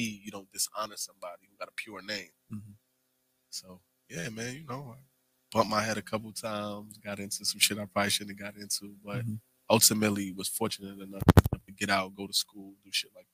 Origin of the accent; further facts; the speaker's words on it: New York City, New York, United States; I grew up in the 40 my whole life.